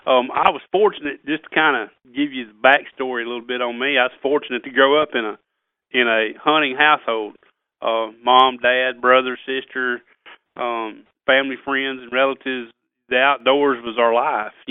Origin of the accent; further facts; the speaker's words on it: Missouri, United States; also born or lived in Tennessee / Kentucky; growing up in South Missouri, Tennessee, Kentucky, kind of grew up regionally.